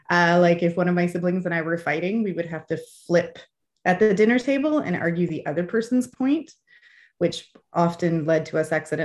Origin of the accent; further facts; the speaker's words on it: Fergus, Ontario, Canada; also born or lived in Hamilton / St. John's / Ottawa; So I'm Canadian. I grew up in Canada, but we moved around a fair bit. So I lived in Hamilton, in St. John's, Newfoundland, in Ottawa. I did my middle school and high school in a small town in Ontario called Fergus.